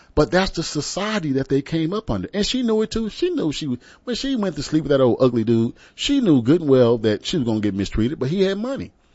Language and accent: English; San Antonio, Texas, United States; I'm from San Antonio